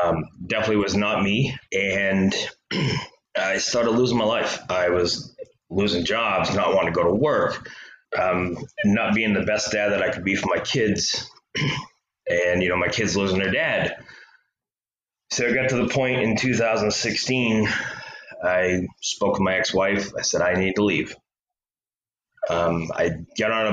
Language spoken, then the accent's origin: English; Maine, United States; I grew up in Maine